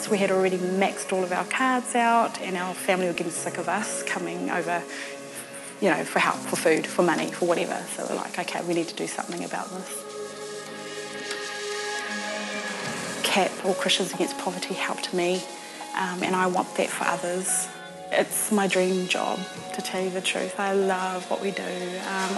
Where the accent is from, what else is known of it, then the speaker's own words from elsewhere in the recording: Auckland, New Zealand; I come from South Auckland. I was born here in Mangere Bridge